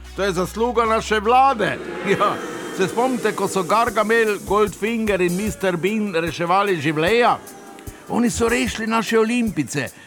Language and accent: Slovenian; Slovenia; Slovenci smo imeli tam prvič, žal tudi zadnjič, svojo slovensko hišico